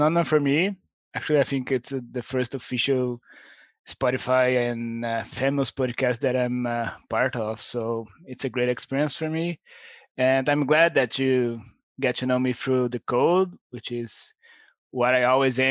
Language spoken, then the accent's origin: English; Brazil; I'm from Brazil.